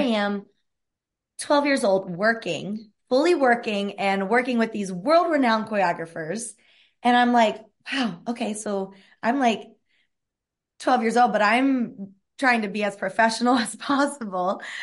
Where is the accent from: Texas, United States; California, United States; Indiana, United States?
Indiana, United States; Evansville; I am born and raised in Evansville, Indiana, and grew up dancing my whole entire life